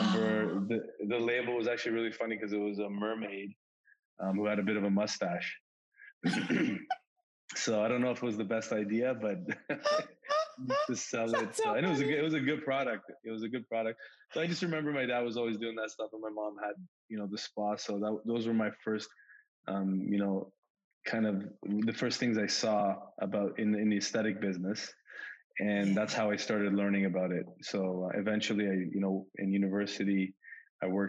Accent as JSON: {"language": "English", "town": "Richmond Hill", "region": "Ontario", "country": "Canada", "tie": "born or raised there", "also_born_or_lived": "Iran", "said": "I actually am just north of Toronto in a place called Richmond Hill. It's where I grew up, and I've lived here pretty much my whole life. I was born in Iran, and my parents moved here when I was a little baby"}